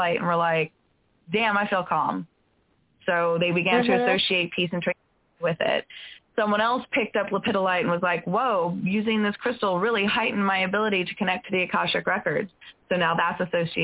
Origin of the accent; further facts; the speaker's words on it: California, United States; I grew up in California where they have 100-foot redwoods